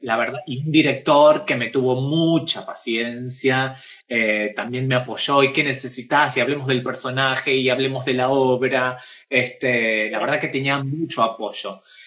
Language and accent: Spanish; Pergamino, Buenos Aires Province, Argentina; now in Buenos Aires, Argentina; yo soy de Pergamino, es una ciudad eh, y tiene modismos de pueblo, ¿sí? Cuando yo llegué a vivir acá a Buenos Aires